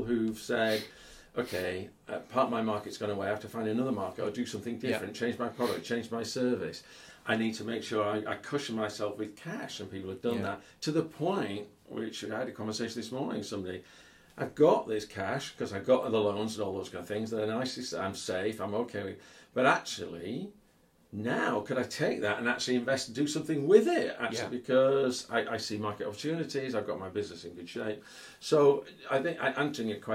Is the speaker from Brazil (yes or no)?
no; United Kingdom; we're British